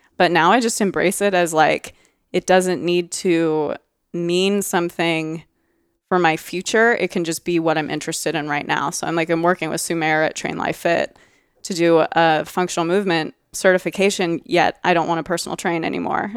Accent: Oregon, United States; I'm from Oregon. I'm very proud of being from Oregon

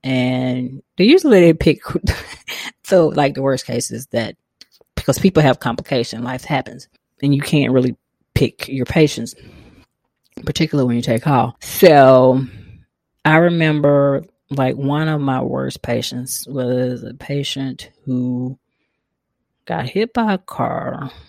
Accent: the South, United States; But, you know, we're from the South. We like food too. Me and my mother bonded a lot over food.

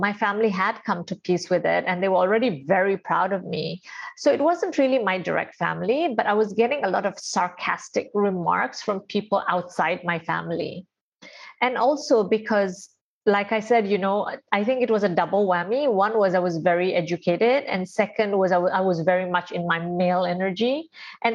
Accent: India; I am Indian and I'm a girl and I'm born in an Indian family where I have eight siblings

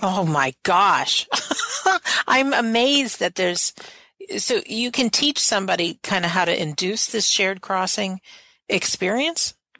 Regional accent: United States; I'm an American.

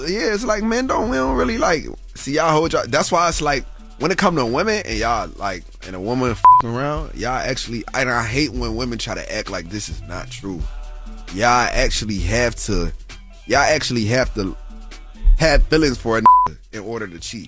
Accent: Syracuse, New York, United States; my hometown, hometown, like in Syracuse

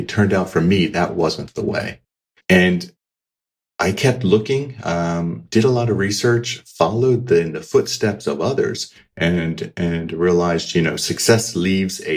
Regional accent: United States; moved away as an adult; also born or lived in Australia; now in Switzerland; as you may hear from the accent, I grew up in the States. I am an American.

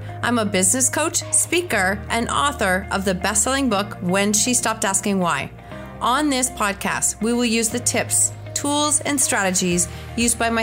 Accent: Kitchener, Ontario, Canada; we're from the same city

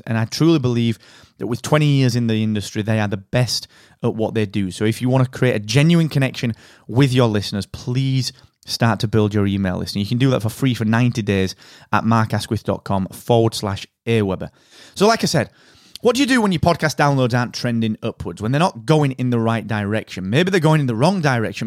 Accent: United Kingdom; I am that British podcast guy

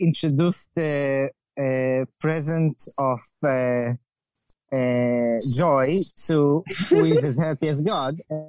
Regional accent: Israel; I'm born and raised in Israel

